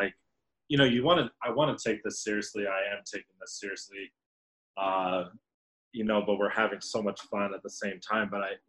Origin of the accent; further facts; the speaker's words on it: Kansas City, United States; moved away as an adult; also born or lived in Chicago / Denver; now in Seattle, United States; my hometown of Kansas City